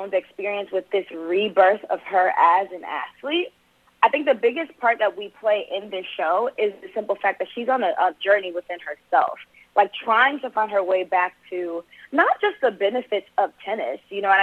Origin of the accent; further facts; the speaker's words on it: Los Angeles, California, United States; also born or lived in Atlanta; I grew up in South Central L.A., born and raised here